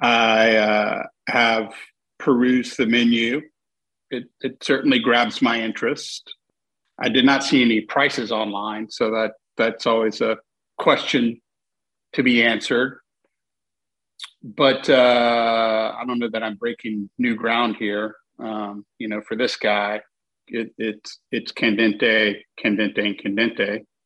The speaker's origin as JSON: {"language": "English", "town": "Houston", "region": "Texas", "country": "United States", "tie": "born or raised there", "said": "the kind I grew up with here in Houston, just right up Shepherd near 24th, near the HEB."}